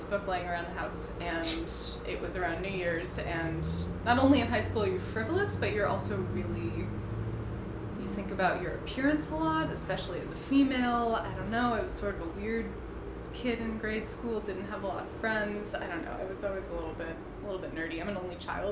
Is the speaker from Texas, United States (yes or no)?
no; Connecticut, United States; I grew up in Connecticut